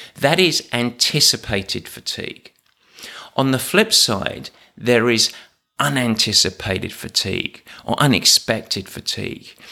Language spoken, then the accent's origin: English; England, United Kingdom; I'm English.